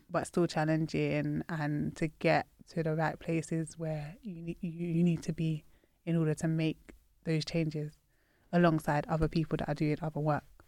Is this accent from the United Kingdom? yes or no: yes; United Kingdom; I'm proud of my Britishness